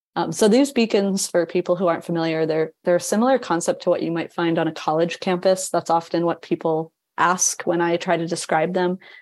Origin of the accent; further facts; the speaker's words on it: New England, United States; moved away; also born or lived in Chicago / London; I'm not from the area originally, I'm from New England.